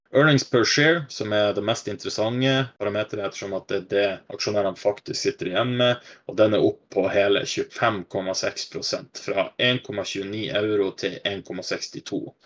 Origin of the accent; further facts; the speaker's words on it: Vadsø, Finnmark, Norway; jeg vokste opp i Vadsø